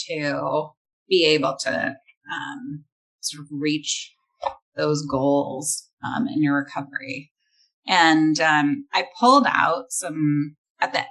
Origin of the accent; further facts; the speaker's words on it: Northern California, United States; I'm from Northern California